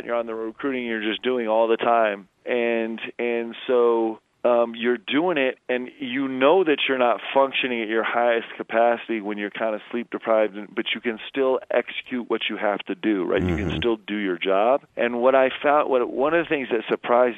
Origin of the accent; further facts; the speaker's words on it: Nebraska, United States; moved away; I was born in Nebraska